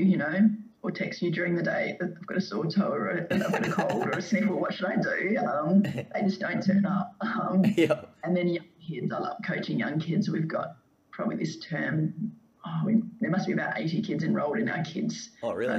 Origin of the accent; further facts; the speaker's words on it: Perth, Western Australia, Australia; moved away as an adult; also born or lived in Melbourne; growing up in Perth